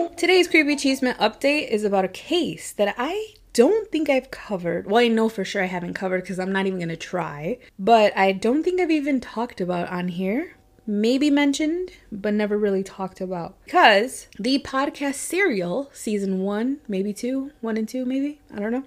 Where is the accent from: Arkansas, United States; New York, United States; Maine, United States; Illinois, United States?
Illinois, United States; Chicago; growing up around Chicago